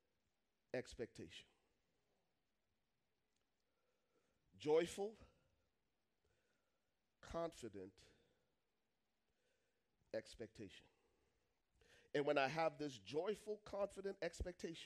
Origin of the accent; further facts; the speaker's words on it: Liberia; I'm from Liberia